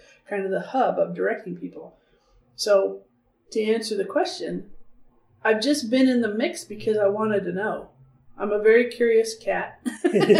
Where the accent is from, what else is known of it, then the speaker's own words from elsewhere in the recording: Canyonville, Oregon, United States; I grew up outside of Canyonville